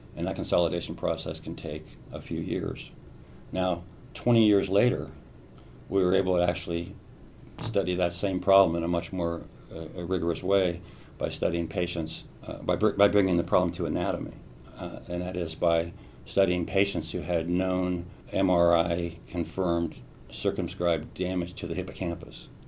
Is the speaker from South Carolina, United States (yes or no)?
no; Columbus, Ohio, United States; I grew up mostly in Ohio and Columbus